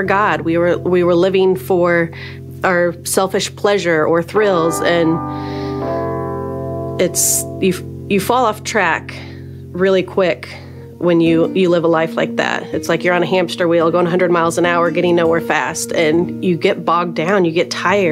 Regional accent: Gibson City, Illinois, United States; I'm from the Gibson City area

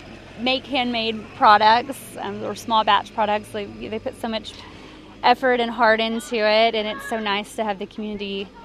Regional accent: Corpus Christi, Texas, United States; born or raised there

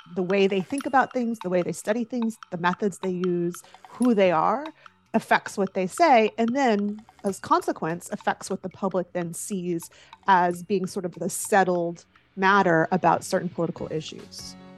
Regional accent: the South, United States; I grew up in the South, and as you well know, football is close to religion in the South

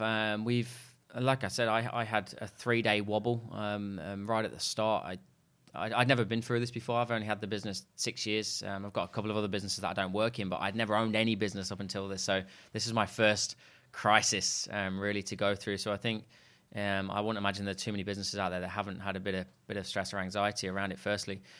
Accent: Leicester, East Midlands, United Kingdom; moved away; I'm actually from a place called Leicester in the U K.

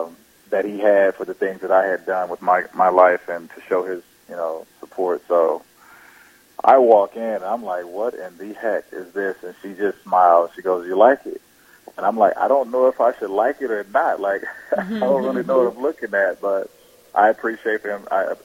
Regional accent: Texarkana, United States; there's a guy from my hometown back in Texarkana that followed me throughout sports.

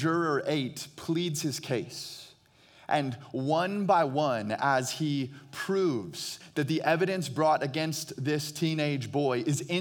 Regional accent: Phoenix, Arizona, United States; I hail from Phoenix, Arizona

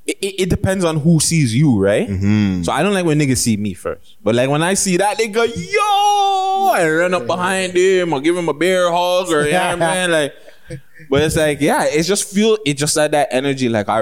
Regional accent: Toronto, Ontario, Canada; We're both from Toronto.

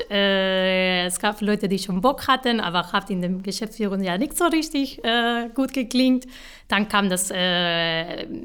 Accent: Málaga, Andalusia, Spain; German is a second language; now in Stuttgart, Germany; genau, ich komme aus Malara, Südspanien. Ähm, ich habe in Malara studiert

